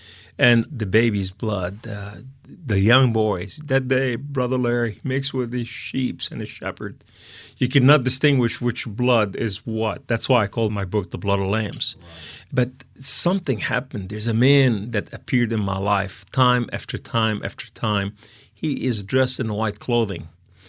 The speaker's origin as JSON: {"language": "English", "town": "Beirut", "region": "Beirut Governorate", "country": "Lebanon", "said": "Yeah, we came from Lebanon, from Beirut."}